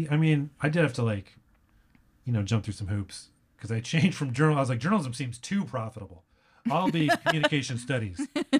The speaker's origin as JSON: {"language": "English", "town": "San Antonio", "region": "Texas", "country": "United States", "tie": "born or raised there", "said": "I grew up in San Antonio, or we moved around a lot, but I went to high school in San Antonio."}